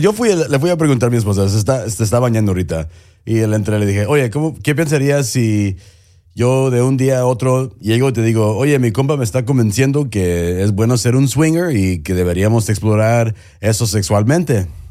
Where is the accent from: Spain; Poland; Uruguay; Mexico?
Mexico; especialmente como mexicano